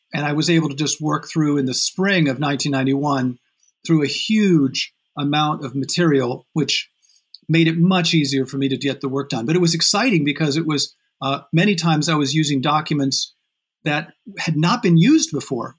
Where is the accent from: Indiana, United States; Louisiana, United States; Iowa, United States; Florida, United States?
Indiana, United States; South Bend; moved away as an adult; also born or lived in Montreal; I grew up in Indiana, in South Bend, Indiana